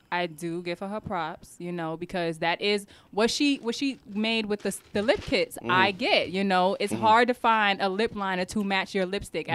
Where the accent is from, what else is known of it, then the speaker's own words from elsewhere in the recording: New York, United States; moved away as an adult; now in Florida, United States; We're from New York.